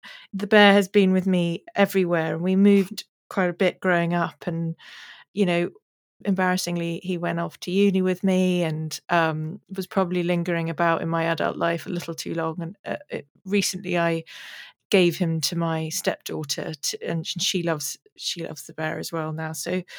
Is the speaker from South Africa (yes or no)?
yes; South Africa; also born or lived in London, United Kingdom; But I was born in London and we lived in Putney and Wimbledon and places like that. And then we moved to South Africa when I was 8.